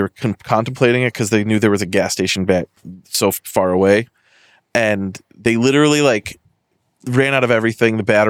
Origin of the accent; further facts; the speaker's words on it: Western Massachusetts, United States; I'm from Western Mass